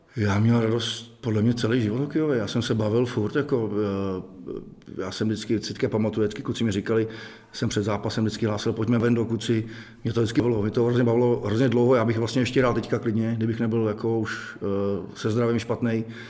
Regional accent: Most, Ústí nad Labem Region, Czechia; jsem z Mostu

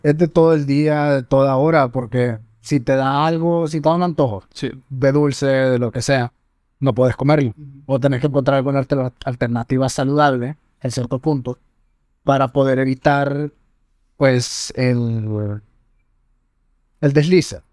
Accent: Honduras; como dignos hondureños

